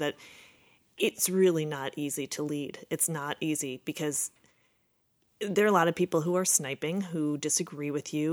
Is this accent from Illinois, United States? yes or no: yes; Chicago, Illinois, United States; I grew up in Rogers Park on the north side of the city